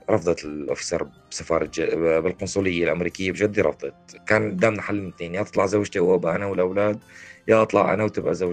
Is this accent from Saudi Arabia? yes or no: no; Homs, Homs Governorate, Syria; born there; moved away as an adult; آه، من مواليد حمص 1985 آه، نحن من عائلة متوسطة الدخل